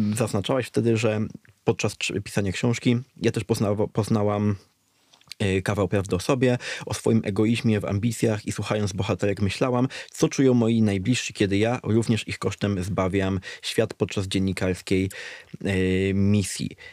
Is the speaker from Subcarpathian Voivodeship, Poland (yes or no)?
yes; Dębica, Subcarpathian Voivodeship, Poland; moved away; Ja pochodzę z Dębicy, która jest no, miastem powiatowym